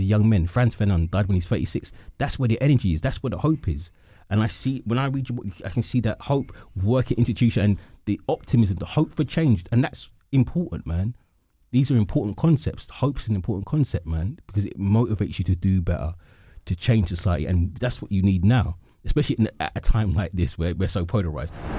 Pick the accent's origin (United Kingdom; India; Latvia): United Kingdom; London; I'm an East Londoner.